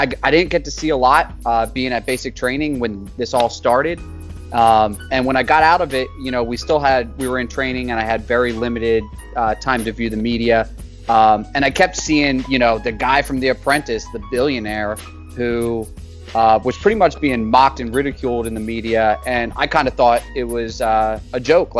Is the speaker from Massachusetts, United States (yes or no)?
no; Birdsboro, Pennsylvania, United States; I was born and raised in Birdsboro, Pennsylvania, which is a pretty small town about an hour west of Philly